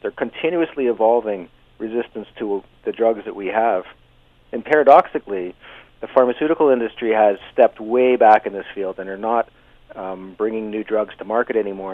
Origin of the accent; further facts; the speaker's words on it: Canada; also born or lived in Hamilton, Ontario; we're very Canadian